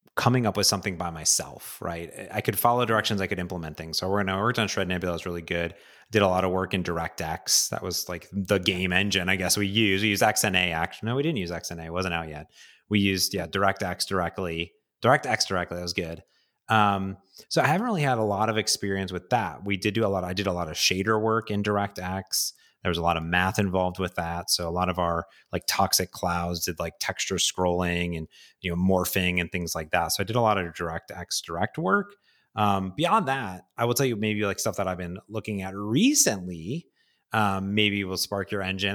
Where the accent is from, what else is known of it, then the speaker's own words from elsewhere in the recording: Midwest, United States; I grew up in the Midwest